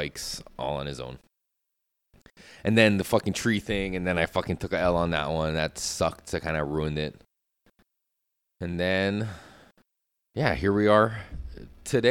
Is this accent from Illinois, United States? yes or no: no; Hawaii, United States; growing up in Hawaii, climbing trees and fences